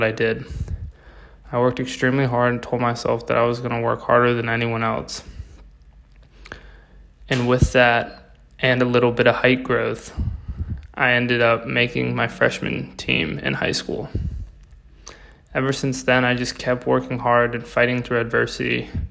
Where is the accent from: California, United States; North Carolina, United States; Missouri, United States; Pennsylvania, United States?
North Carolina, United States; Davidson; I'm from Davidson, North Carolina. I've lived in North Carolina my whole life